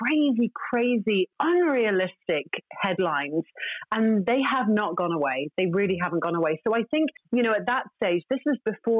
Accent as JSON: {"language": "English", "country": "Ireland", "said": "I'm Irish."}